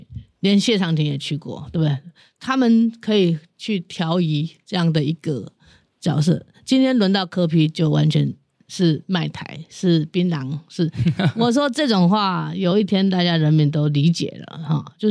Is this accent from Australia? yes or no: no; Taiwan; 这个我觉得我自己也是台湾人的，我客家人，我比你们来早来得早，我比只比原住民晚一点哈。